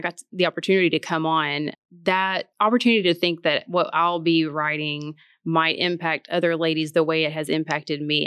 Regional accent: Martin, Tennessee, United States; moved away as an adult; now in Memphis, United States; I'm from Martin, Tennessee

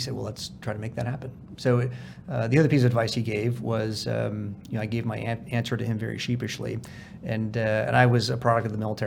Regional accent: California, United States; I'm a refugee from California.

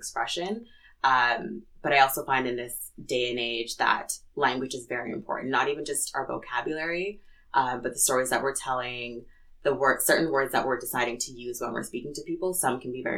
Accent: Edmonton, Alberta, Canada; I was born in Edmonton, born and raised in Edmonton.

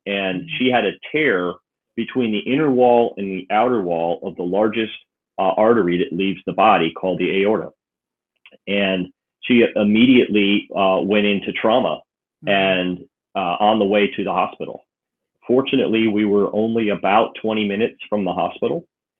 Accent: Connecticut, United States; born there; I was born in Connecticut.

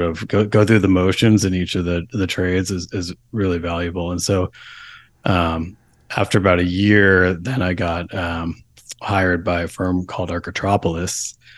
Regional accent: New York, United States; now in Portland, United States; I grew up in New York, uh, on the other coast

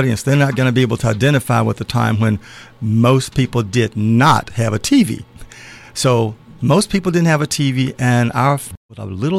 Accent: Birmingham, Alabama, United States; moved away as an adult; I was born in Birmingham, Alabama.

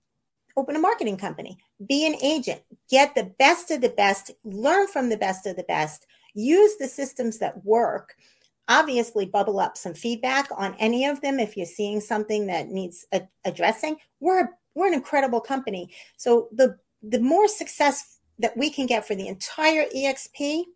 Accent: New York, United States; I'm from New York. I'm from a litigious society.

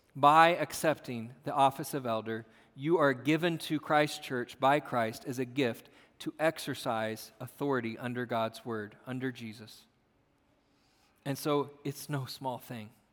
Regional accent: United States; We are American

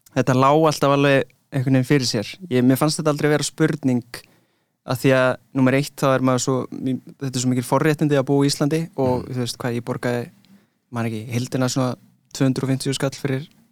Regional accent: London, United Kingdom; moved away; ég ólst upp í London

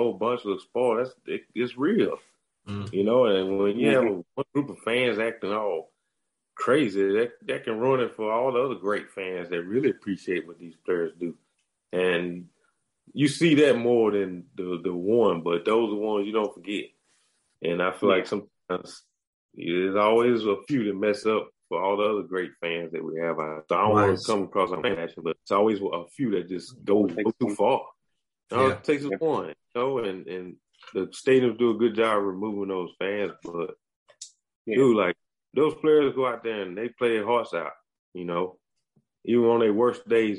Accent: United States; accent: country; my country accent

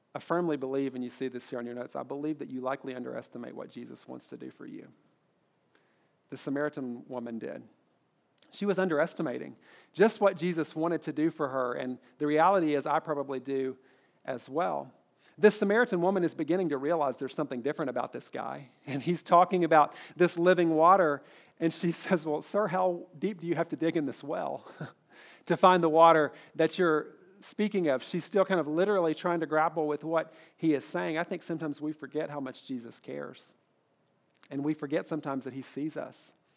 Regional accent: Kentucky, United States; I'm from Kentucky

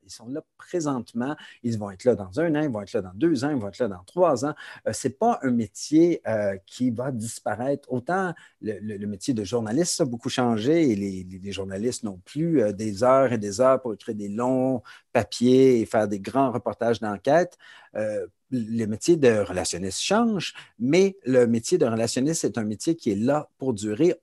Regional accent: Montreal, Quebec, Canada; moved away as an adult; now in Toronto, Canada; Je, je suis montréalais d'origine. J'ai déménagé à Toronto il y a déjà de ça plusieurs années, il y a 20 ans

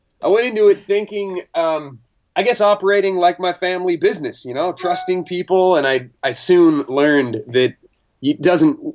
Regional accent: Marysville, Washington, United States; also born or lived in Redlands, California / Whidbey Island, Washington; I think I was 2 years old when we moved to Washington State, and they moved us to Whidbey Island, where I grew up for till I was about eight. And then after that, they moved to the mainland and grew up in Marysville, Washington for, till I was about 17, 18

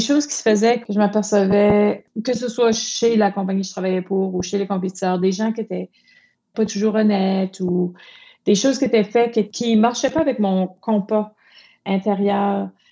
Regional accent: Moncton, New Brunswick, Canada; Je suis une Acadienne de Moncton, au Nouveau-Brunswick.

